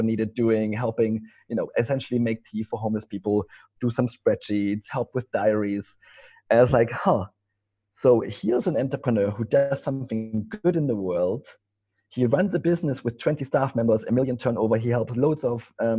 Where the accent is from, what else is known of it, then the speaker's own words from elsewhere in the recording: East Germany, Germany; English is a second language; moved away; as you can maybe tell from my accent, I'm not English. I come from Germany, from East Germany.